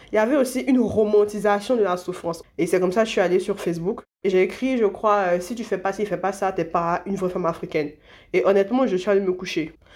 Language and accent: French; Côte d’Ivoire; je suis née en Côte d'Ivoire